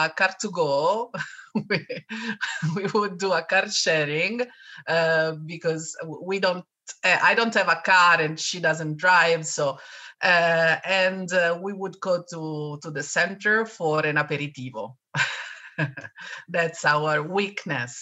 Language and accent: English; Rome, Lazio, Italy; also born or lived in Japan; I have always lived here in Rome, except one terrible year.